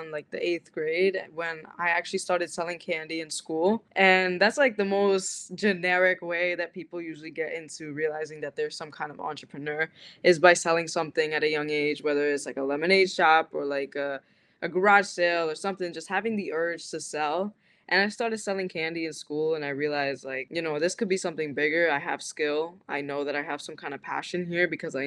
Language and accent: English; New Jersey, United States; I grew up in New Jersey. I grew up in the same city my like entire life